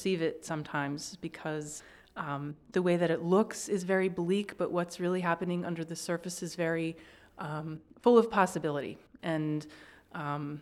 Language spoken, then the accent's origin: English; Northeast, United States; I grew up in the Northeast